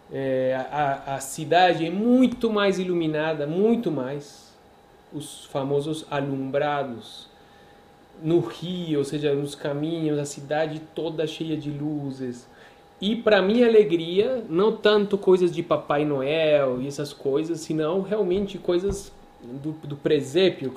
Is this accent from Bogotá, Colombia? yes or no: no; Medellín, Antioquia, Colombia; now in Brazil; nasci na Colômbia, muito prazer, nasci em Medellín, Colômbia